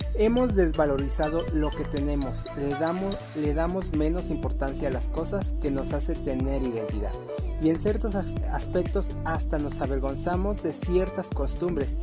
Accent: Mexico; nos identifica como mexicanos

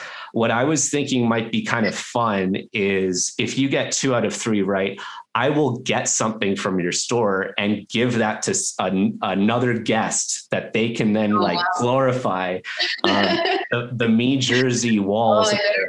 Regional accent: Canada; also born or lived in Vancouver / Australia; now in Denver, United States; And then I am Canadian. And so I went to school in Vancouver and then I wanted to travel and I ended up playing hockey and living in Australia for a couple of years. And now I'm in Denver, Colorado.

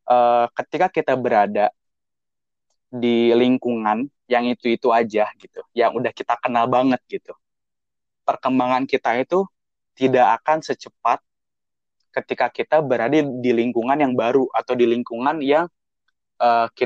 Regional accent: Indonesia; ketika orang Jepang melihat orang Indonesia mereka lebih sering menyangka kita itu orang Filipin bukan orang Indonesia atau Malaysia tapi Filipin

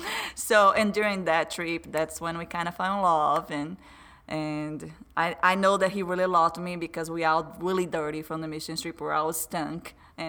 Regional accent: Brazil; English is a second language; moved away as an adult; also born or lived in Ohio, United States; now in Paris, Texas, United States; as you may notice by my accent, I haven't born in the U.S. I'm a Brazilian. I was born in, and I grew up in Brazil. I didn't come to the U.S. until 1999

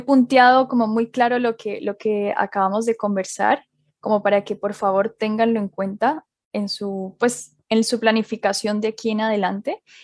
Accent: Colombia; now in Chile; yo soy colombiana y en Colombia se come maduro frito todos los días

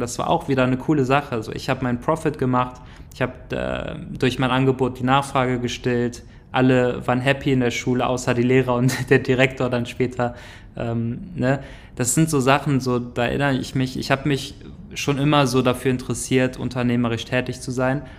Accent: Grevenbroich, North Rhine-Westphalia, Germany; also born or lived in Neukirchen; ich bin äh, aufgewachsen in einem kleinen Dorf in der Nähe von Grevenbruch. Grevenbruch ist so ja, eine kleinere Stadt, die in der Nähe von Düsseldorf ist

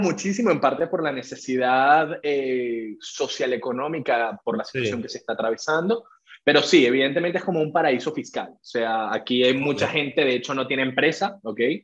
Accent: Venezuela; soy venezolano, también con la nacionalidad española. Y bueno, soy psicólogo de profesión, licenciado en psicología, aquí mismo en Caracas

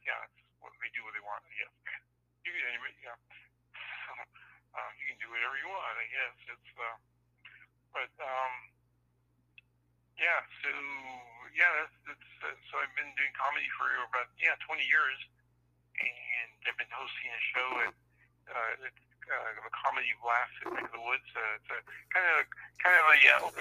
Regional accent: San Francisco, California, United States; also born or lived in Argentina / Connecticut; When I came to San Francisco, our family came over when I was 6 years old. And, I've been there pretty much ever since.

